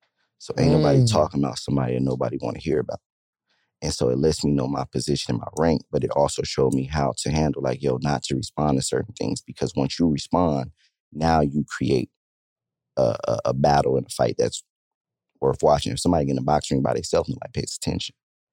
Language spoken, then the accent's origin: English; Stockton, California, United States; bro, I'm from Stockton, California, bro.